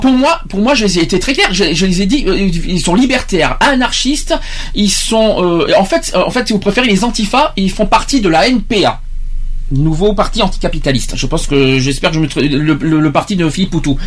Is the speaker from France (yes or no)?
yes; France; je suis français, je suis pas anglais